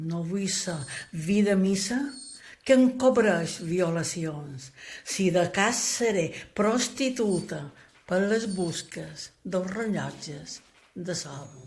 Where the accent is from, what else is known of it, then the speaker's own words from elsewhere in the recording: Santanyí, Balearic Islands, Spain; quan jo era nina, que col·leccionava paraules del meu poble de Santanyí